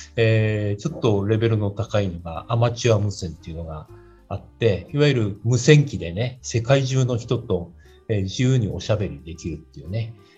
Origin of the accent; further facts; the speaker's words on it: Chiba, Japan; 家が、今もそうなんですけど、千葉なもんだから